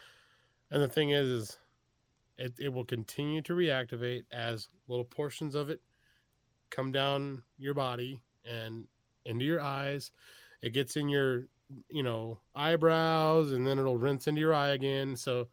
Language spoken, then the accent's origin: English; Texas, United States; also born or lived in Iowa; I was born in the Midwest in {S0} okay. {S1} Iowa, and I grew up in Texas, so I still have the accent